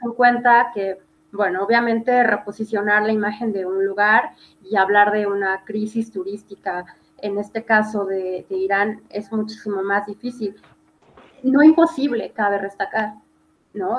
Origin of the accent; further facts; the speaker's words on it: Mexico; also born or lived in Puebla; sí soy mexicana, pero me considero una ciudadana del mundo